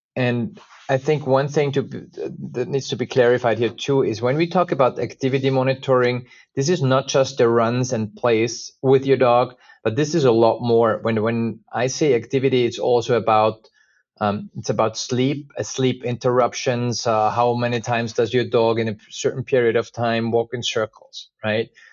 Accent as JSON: {"language": "English", "country": "Austria", "tie": "born or raised there", "also_born_or_lived": "United States", "moved": "as an adult", "said": "I was actually, uh, born and raised in Austria"}